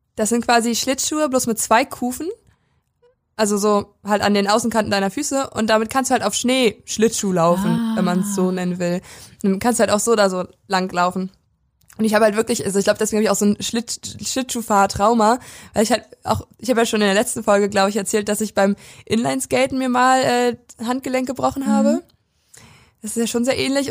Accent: Prignitz, Brandenburg, Germany; in der Prignitz, also in dem Landkreis, wo ich herkomme

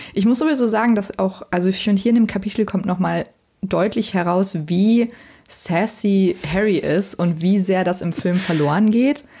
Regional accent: Bonn, North Rhine-Westphalia, Germany; ich bin ähm, in Bonn zur Schule gegangen

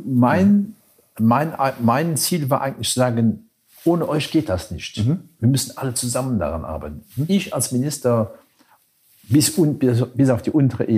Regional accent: Luxembourg City, Luxembourg; die Hauptstadt, meine Stadt, wo ich geboren bin, wo ich mein ganzes Leben gelebt habe

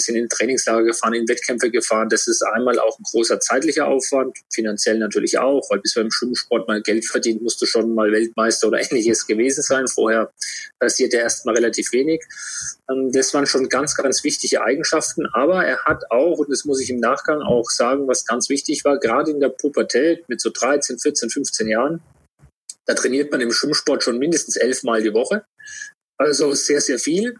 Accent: Würzburg, Bavaria, Germany; bin in Würzburg geboren

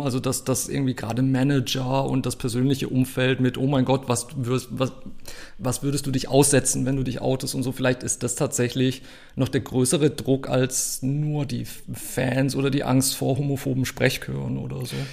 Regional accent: Germany; dann war ich so als Deutscher der bunte Hund

